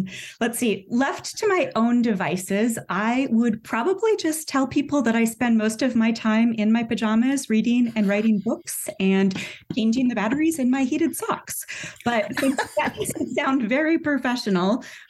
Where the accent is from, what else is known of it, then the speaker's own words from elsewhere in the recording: Montana, United States; born there; also born or lived in Midwest / California; So I was born in Montana, but my family traipsed back and forth between Montana and the Midwest and California for most of my life until I reached adulthood